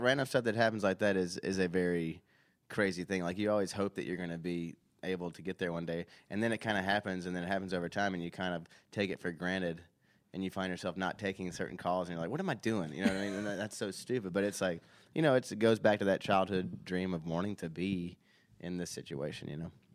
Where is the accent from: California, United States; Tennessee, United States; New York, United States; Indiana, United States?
Tennessee, United States; Nashville; I grew up in Nashville.